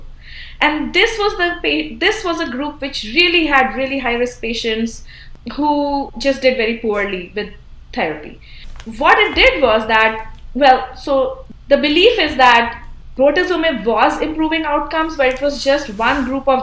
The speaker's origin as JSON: {"language": "English", "country": "India", "moved": "yes", "lives_now": "United States", "said": "I originally I'm from India"}